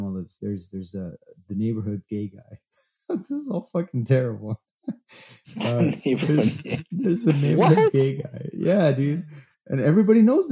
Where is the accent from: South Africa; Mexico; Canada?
Mexico; moved away; I grew up in Mexico and watching Mexican wrestling, blood everywhere